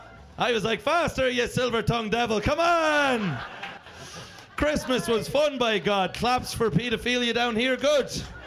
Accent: Ireland; now in London, United Kingdom; It's shit being Irish in Ireland. The only place you want to be Irish is outside of Ireland.

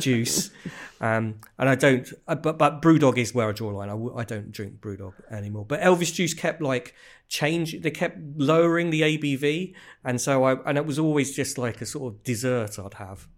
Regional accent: Bedfordshire, East of England, United Kingdom; I grew up in Bedfordshire

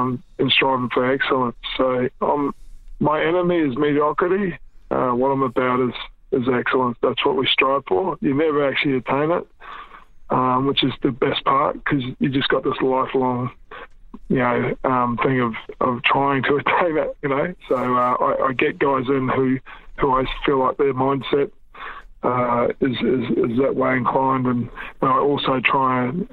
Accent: New Zealand; born there; And I was born in New Zealand, always meant a lot to me.

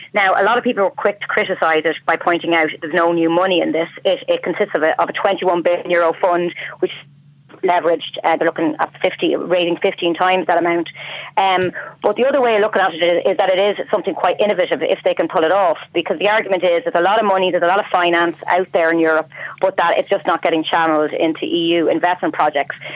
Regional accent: Ireland; now in Brussels, Belgium

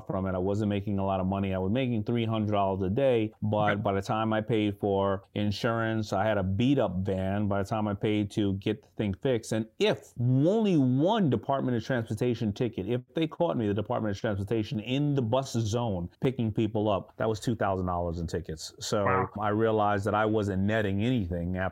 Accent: New York City, New York, United States; I grew up in Hollis, Queens.

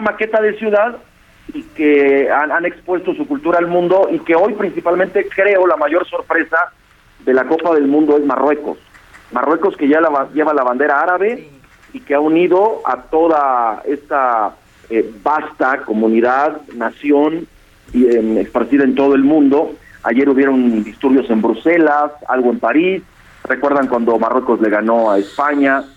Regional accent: Mexico; nosotros como, como mexicanos

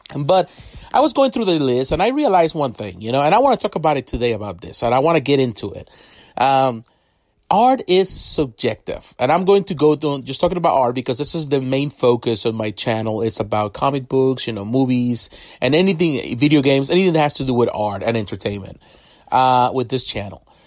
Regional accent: Mexico; I grew up in Mexico, so I have the opportunity to read comics in Spanish and comics in English

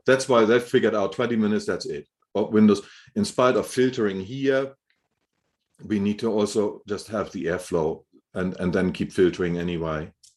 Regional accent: Hamburg, Germany; moved away; I grew up in Germany, in Hamburg

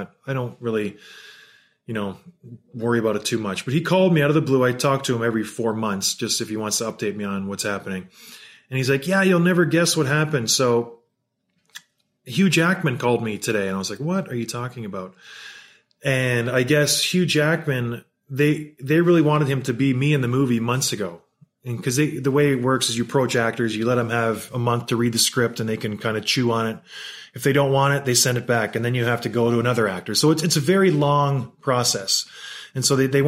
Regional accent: St. Catharines, Ontario, Canada; I grew up in St. Catharines, Ontario, and where I lived, there was a pond called Martindale Pond in Port Dalhousie

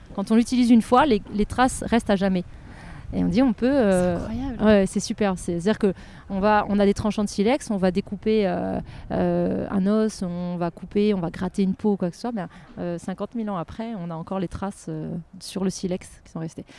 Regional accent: Lorraine, Grand Est, France; moved away; also born or lived in Nancy; je suis Lorraine à la base, donc j'étais à Nancy

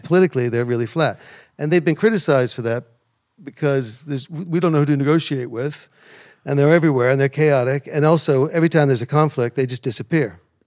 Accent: American heartland small towns, Midwest, United States; moved away as an adult; now in United Kingdom; when I was growing up, These places were beautiful, small town, friendly, low crime

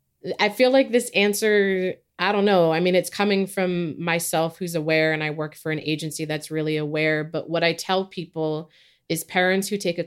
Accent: California, United States; also born or lived in Philippines / New Zealand; I am Filipino. I was born in the Philippines. I grew up in both New Zealand and California.

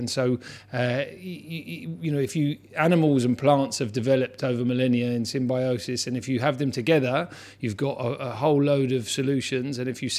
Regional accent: Hammersmith, London, United Kingdom; Yeah, I was born in Hammersmith, on North End Road when I was a kid.

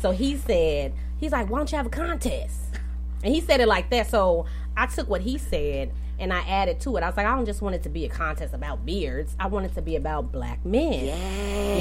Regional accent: Champaign, Illinois, United States; moved away as an adult; also born or lived in Decatur, Illinois; I was raised in Champaign

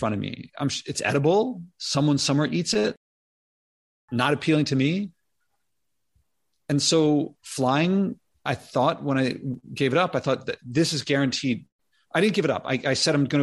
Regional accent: Philadelphia, Pennsylvania, United States; I grew up in Philadelphia.

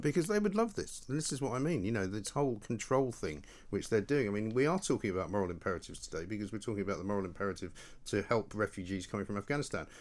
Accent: Scotland, United Kingdom; I'm from Scotland

